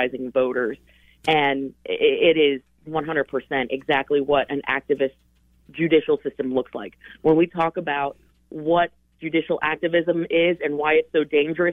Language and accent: English; Colorado, United States; moved away; my home state. That's where I was born and raised